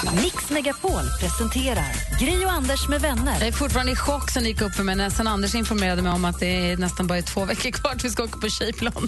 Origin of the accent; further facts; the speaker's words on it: Luleå, Norrbotten County, Sweden; moved away; Jag är uppvuxen där Det är min hemstad